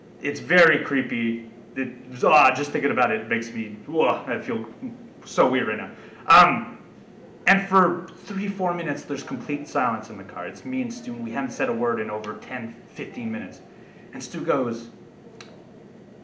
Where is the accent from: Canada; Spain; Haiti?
Canada; we're from Canada